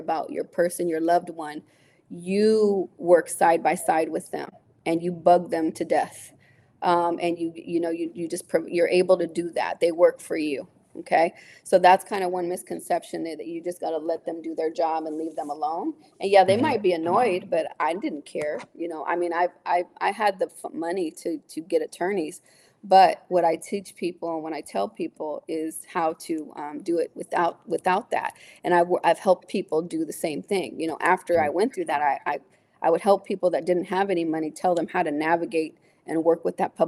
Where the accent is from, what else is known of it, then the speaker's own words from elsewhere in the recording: San Jose, California, United States; I'm from San Jose. People know me here